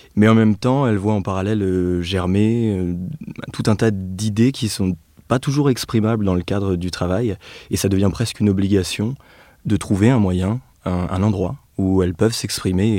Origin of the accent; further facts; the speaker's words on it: Nevers, Bourgogne-Franche-Comté, France; moved away; also born or lived in Clermont-Ferrand; je suis né et j'ai grandi à Nevers, comme Félix